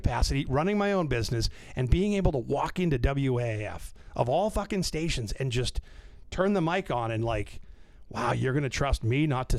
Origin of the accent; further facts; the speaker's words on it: North Shore, Massachusetts, United States; also born or lived in Orlando; I grew up on the North Shore, so I was a BCN kid growing up.